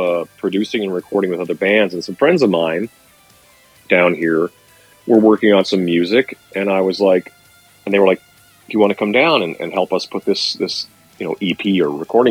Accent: Canada; born or raised there

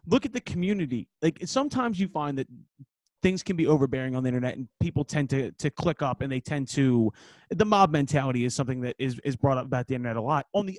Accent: Philadelphia, Pennsylvania, United States; I am born and raised Northeast Philadelphia. It is in my blood.

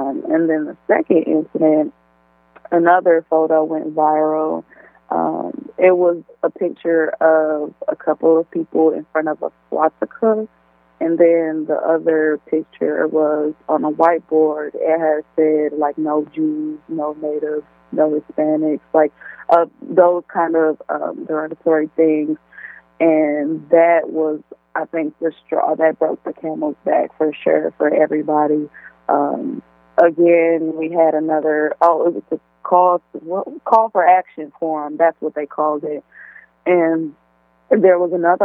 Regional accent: Milwaukee, Wisconsin, United States; now in Oshkosh, United States; I'm originally born and raised in Milwaukee, Wisconsin

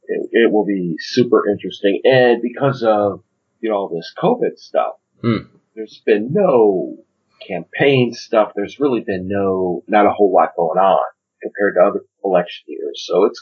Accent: United States; I'm American with a tea shop.

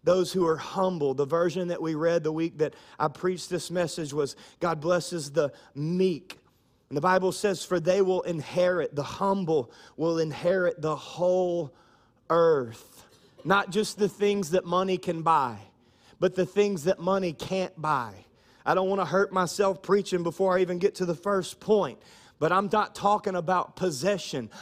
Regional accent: Louisiana, United States; we're from Louisiana

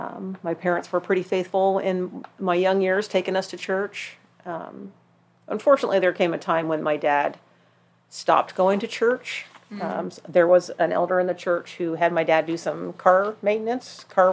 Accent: Idaho Falls, Idaho, United States; born there; also born or lived in Bremerton, Washington / New Jersey / Rhode Island; I am actually from everywhere. I'm a Navy brat.

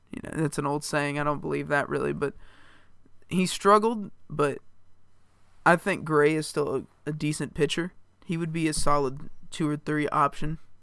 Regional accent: Indiana, United States; home state Indiana

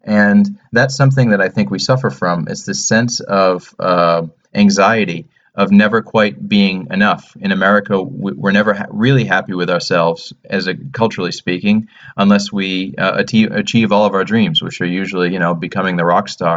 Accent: United States; moved away; also born or lived in London; as an American

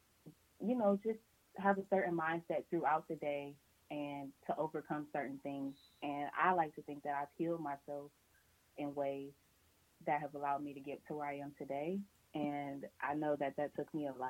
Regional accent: Cleveland, Ohio, United States; I'm from Cleveland, Ohio

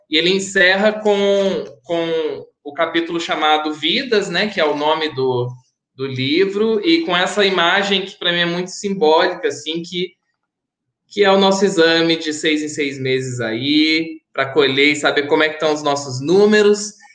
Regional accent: Santa Rita, Brazil; minha cidade, Santa Rita

